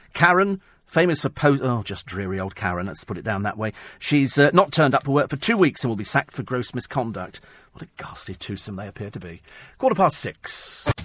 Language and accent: English; United Kingdom; We're British.